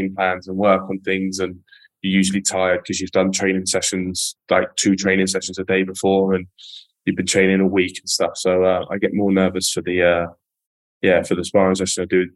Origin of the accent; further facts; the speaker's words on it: Epsom, South East England, United Kingdom; I was born in Epsom.